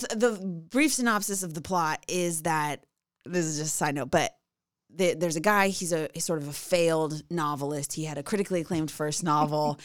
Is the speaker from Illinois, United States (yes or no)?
yes; outside of Chicago, Illinois, United States; I grew up outside of Chicago